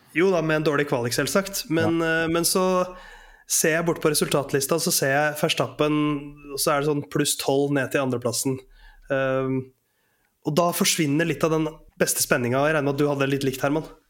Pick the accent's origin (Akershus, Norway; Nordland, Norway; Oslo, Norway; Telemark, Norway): Oslo, Norway; er i Oslo, men det er altså der jeg kommer fra